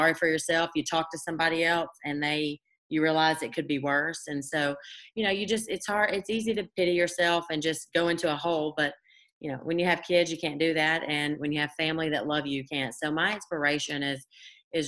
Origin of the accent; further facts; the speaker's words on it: Cleveland, Tennessee, United States; my hometown, small little Cleveland, Tennessee